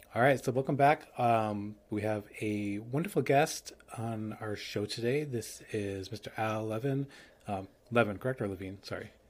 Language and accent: English; New York, United States; I'm a New Yorker